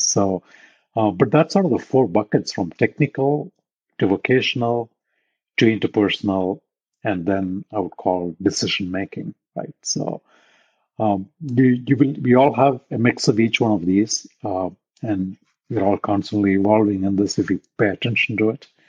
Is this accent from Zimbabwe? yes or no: no; India; moved away as an adult; now in Silicon Valley, United States; I grew up in India. I did my undergrad, all that in India.